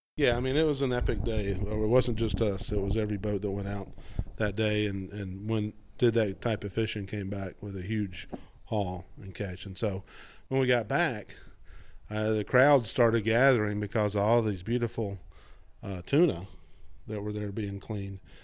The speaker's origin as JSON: {"language": "English", "town": "Atlanta", "region": "Georgia", "country": "United States", "tie": "born or raised there", "also_born_or_lived": "Florida", "moved": "as an adult", "said": "I grew up outside Atlanta, Georgia"}